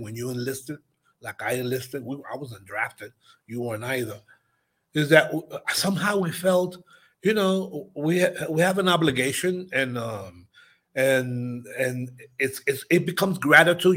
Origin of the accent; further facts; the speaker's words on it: New York, United States; now in Mexico; born in New York, raised in New York